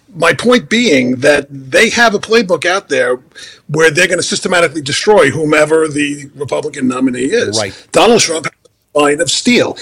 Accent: New York, United States; moved away; I'm from New York

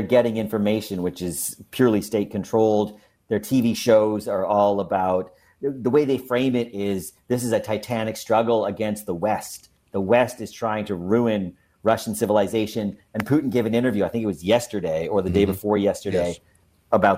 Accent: Montreal, Quebec, Canada; now in Los Angeles, United States; I'm originally from Montreal, Quebec, Canada, which is a cold, snowy city. But now I'm in Los Angeles, California

